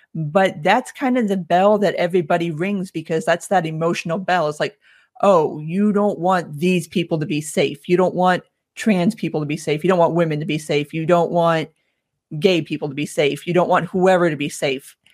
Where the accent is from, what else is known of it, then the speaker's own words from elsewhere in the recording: South Florida, United States; moved away as an adult; now in Atlanta, United States; Born and raised in South Florida. I moved up here about fifteen years ago now.